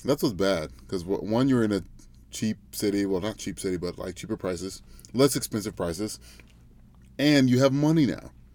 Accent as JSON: {"language": "English", "town": "Memphis", "region": "Tennessee", "country": "United States", "moved": "yes", "said": "I'm from Memphis, Tennessee"}